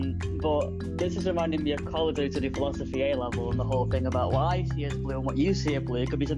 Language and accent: English; Ashton-under-Lyne, North West England, United Kingdom; I'm from the Manchester area, a small town called Ashton-under-Lyne. Although people do ask me if I'm from Ireland sometimes, which I'm not, but I do have family from Ireland.